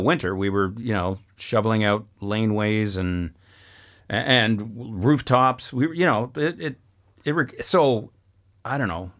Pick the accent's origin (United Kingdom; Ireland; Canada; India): Canada; Saskatchewan; now in France; I'm, uh, from Saskatchewan, not speaking French province